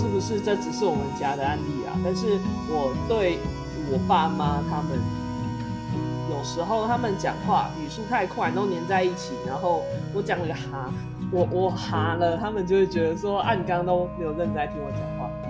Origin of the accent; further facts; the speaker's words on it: Taiwan; 台湾人这种怎么讲，就是有这种语助词，其实也更能够表达出我们的情绪吧。